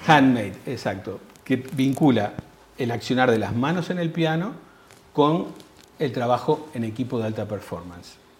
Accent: Uruguay; Yo como uruguayo

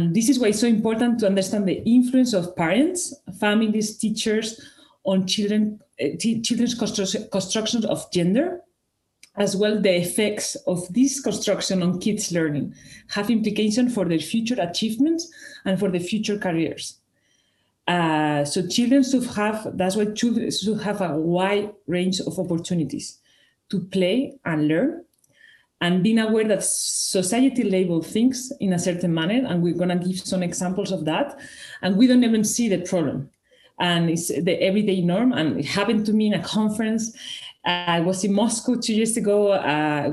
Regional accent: Spain; first language Spanish; English is a second language; moved away as an adult; now in Switzerland; I'm originally from Spain with Italian and Greek roots. I've been working and living in Switzerland since 2012

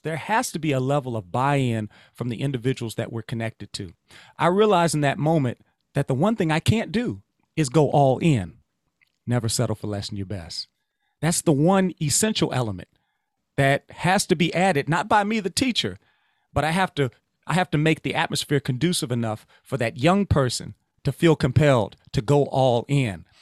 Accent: Louisiana, United States; I'm from Louisiana.

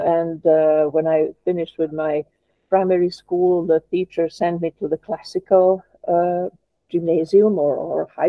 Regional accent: Belgrade, Serbia; now in Ljubljana, Slovenia; I was born in Belgrade, so I'm not a Slovenian, as many nationalists here would like to underline. I'm a foreigner here in Slovenia.

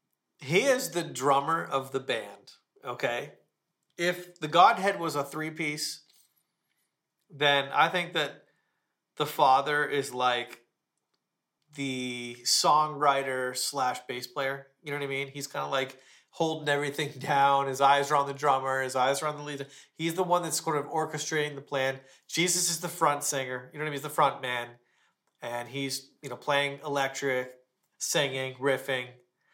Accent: Ontario, Canada; now in Palm Springs, United States; I am a Canadian. I'm from Ontario, but I live here in Palm Springs at the moment.

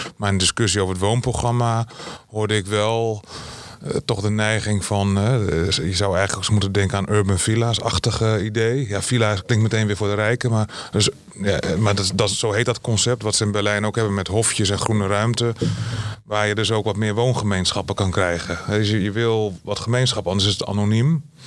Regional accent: Groningen, Netherlands; Ik kom uit Groningen

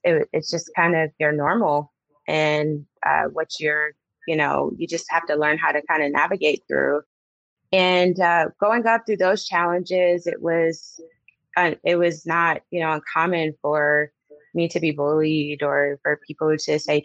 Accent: Detroit, Michigan, United States; moved away as an adult; also born or lived in Southfield, Michigan; now in Georgia, United States; I'm from Detroit, Michigan. My parents at some point later moved to a suburb, a city called Southfield, Michigan. And growing up, I grew up in a middle-class home.

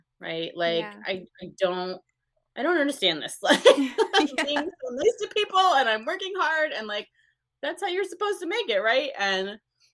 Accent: north of Albany, upstate New York, United States; I'm about 20 minutes north of Albany, just below Saratoga.

